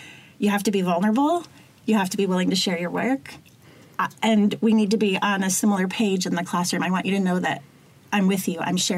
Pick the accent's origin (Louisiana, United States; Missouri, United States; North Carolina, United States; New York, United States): New York, United States; moved away as an adult; also born or lived in Miami / Illinois; now in Michigan, United States; I'm originally from New York